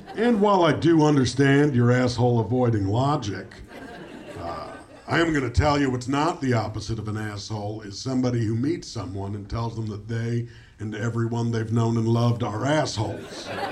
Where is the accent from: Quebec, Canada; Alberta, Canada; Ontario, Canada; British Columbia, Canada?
Ontario, Canada; Toronto; I'm from Toronto. I'm born and raised there, and everybody hates my hometown